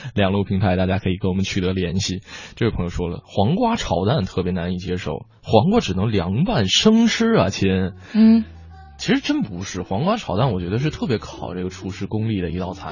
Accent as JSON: {"language": "Chinese", "region": "northern China", "country": "China", "also_born_or_lived": "Hangzhou", "said": "作为北方人来说"}